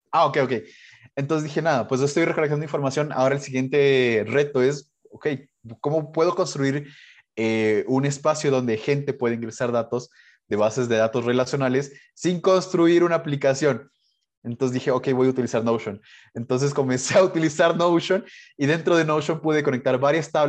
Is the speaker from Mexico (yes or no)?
no; Colombia; now in Ecuador; yo soy migrante, yo soy colombiano, a pesar de que no tengo el acento, es porque vivo más de 20 años aquí. Pero yo soy colombiano, hice toda mi vida en Ecuador